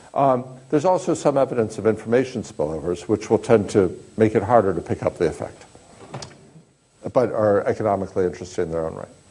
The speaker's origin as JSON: {"language": "English", "region": "Kansas", "country": "United States", "tie": "born or raised there", "said": "I grew up in Kansas"}